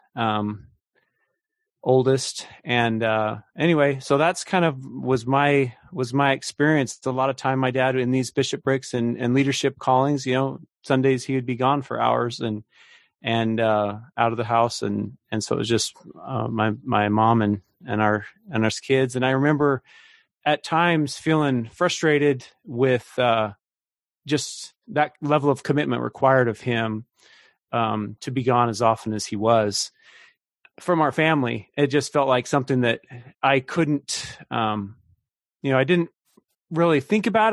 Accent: Idaho, United States; now in Kansas City, United States; I grew up out in Idaho

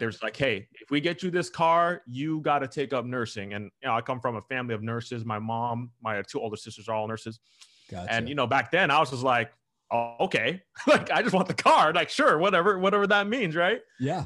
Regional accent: Southern California, United States; I grew up here in Southern California um, okay. all my life

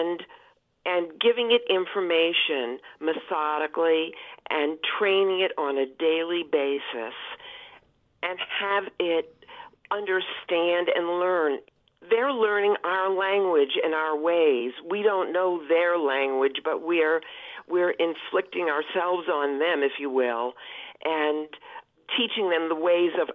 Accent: New York City, New York, United States; I grew up in New York City

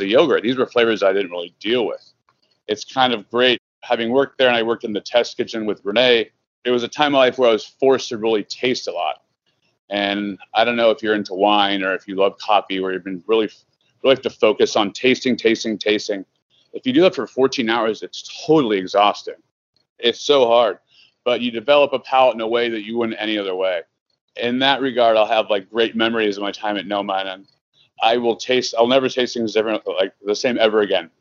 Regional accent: Southern California, United States; now in Chicago, United States; I'm from Southern California.

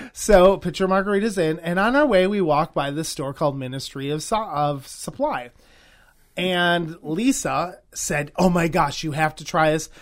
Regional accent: Wisconsin, United States; also born or lived in Los Angeles; I grew up here in Wisconsin, but L A is definitely home.

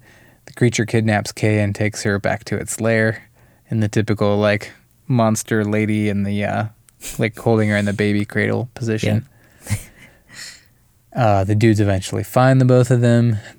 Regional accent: Brazil; The movie's set in my home country of Brazil.

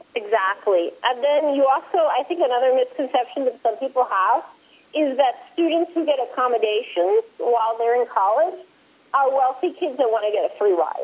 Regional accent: Puerto Rico; also born or lived in Maryland, United States / Louisiana, United States; I was born in Maryland and I grew up in Puerto Rico.

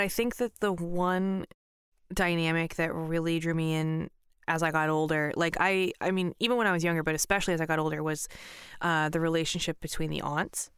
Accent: Pacific Northwest, United States; I grew up in Pacific Northwest

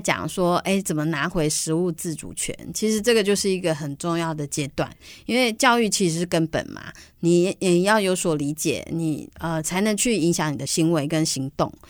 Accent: Banqiao, New Taipei, Taiwan; also born or lived in Matsu; 我是台北，呃，算是板，我是板桥人，在都会长大的小孩

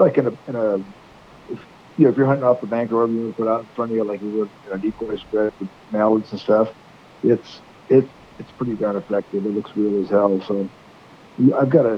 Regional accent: Butte Sink area, California, United States; I'm from California down there in the Butte Zinc area.

